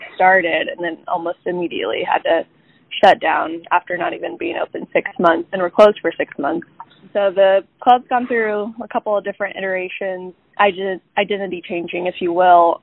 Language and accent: English; south of Emporia, a small town in Kansas, United States; moved away as an adult; now in Kansas City, United States; I'm from a small town in Kansas uh, just south of Emporia